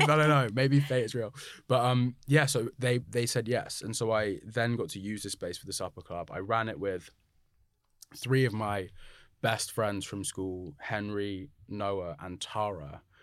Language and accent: English; London, United Kingdom; a black but mixed race black man growing up in London